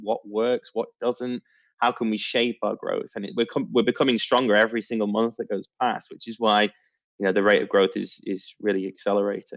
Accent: Manchester, North West England, United Kingdom; now in Poole, United Kingdom; Manchester, my my hometown

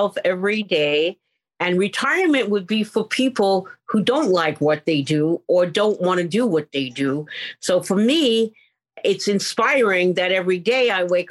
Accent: New York City, New York, United States; moved away as an adult; now in California, United States; in the Bronx, when I was a little girl, we grew up like in a tenement

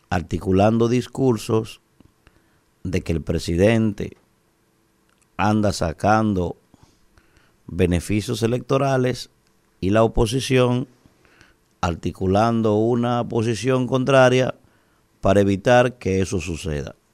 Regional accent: Dominican Republic; cuando deberíamos estar todos los dominicanos al unísono, con una posición firme como dominicanos

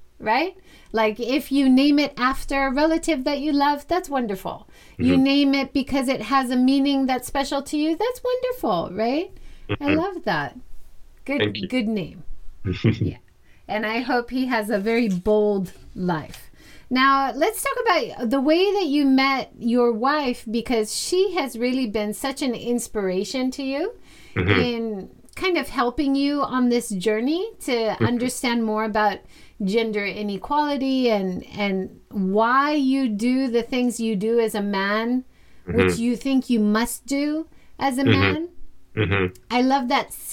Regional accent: Hawaii, United States; now in Japan; I'm originally from Hawaii

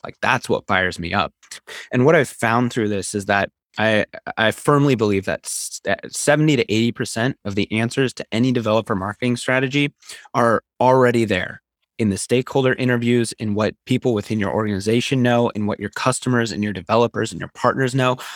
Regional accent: Seattle, Washington, United States; also born or lived in Ecuador / Utah; I grew up in Seattle

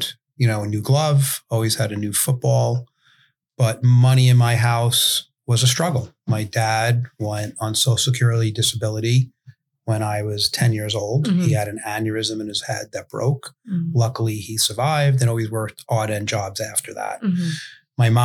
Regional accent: New York City, New York, United States; grew up in Brooklyn in a neighborhood.

